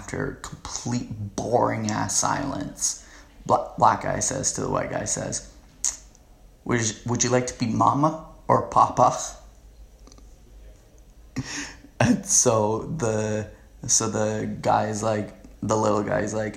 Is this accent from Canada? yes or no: yes; Canada; I'm pure Canadian